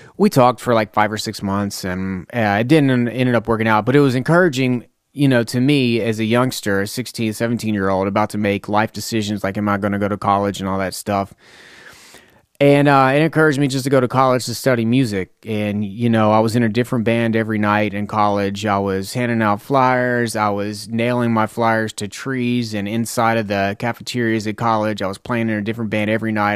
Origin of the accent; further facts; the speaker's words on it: Lebanon, Tennessee, United States; I'm from Lebanon, Tennessee